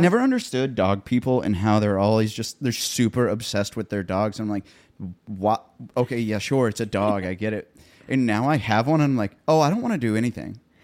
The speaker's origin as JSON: {"language": "English", "town": "Columbia", "country": "United States", "moved": "yes", "lives_now": "Nashville, United States", "said": "up in Columbia where I'm from"}